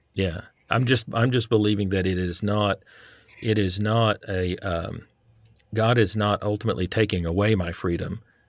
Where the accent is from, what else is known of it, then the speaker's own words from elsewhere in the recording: Texas, United States; moved away; I grew up in Texas